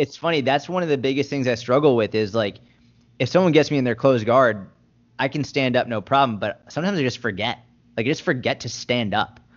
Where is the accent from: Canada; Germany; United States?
United States; Boston, Massachusetts; I grew up in Boston